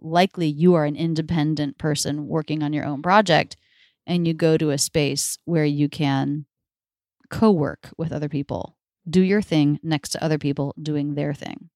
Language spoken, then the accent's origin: English; Florida, United States; now in Philadelphia, United States; I grew up in Florida